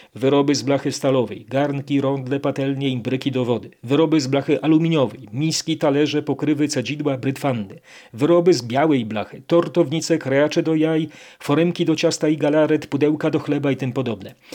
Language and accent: Polish; Kraków, Lesser Poland, Poland; born or raised there